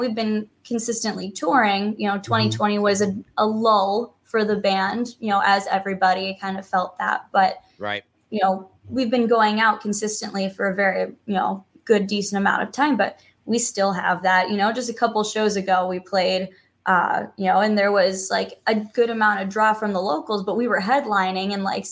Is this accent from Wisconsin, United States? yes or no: yes; Wisconsin, United States; we're a band from Wisconsin